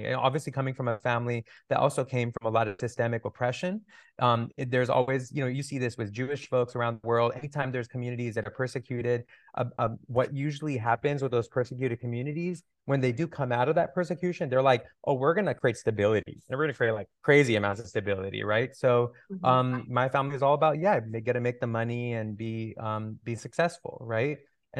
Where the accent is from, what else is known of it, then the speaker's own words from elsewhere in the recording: Toronto, Ontario, Canada; also born or lived in California; I grew up in Toronto and California.